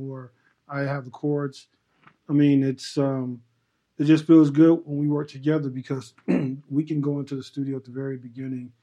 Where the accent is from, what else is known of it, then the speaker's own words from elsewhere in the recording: Chicago, Illinois, United States; moved away as an adult; now in Arizona, United States; Born and raised in Chicago